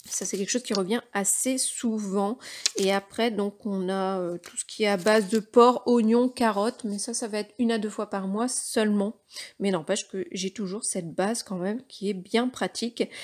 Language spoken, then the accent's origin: French; Brittany, France; Alors évidemment en tant que breton, les crêpes.